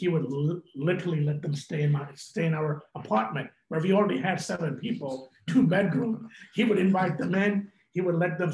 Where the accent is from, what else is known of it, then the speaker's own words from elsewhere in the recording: New York City, New York, United States; also born or lived in India; I grew up in Brooklyn